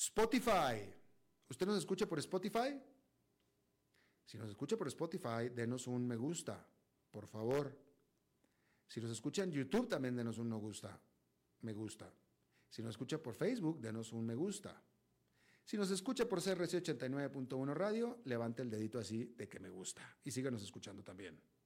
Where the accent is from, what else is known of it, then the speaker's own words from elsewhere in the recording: Monterrey, Nuevo León, Mexico; yo nací, crecí en Monterrey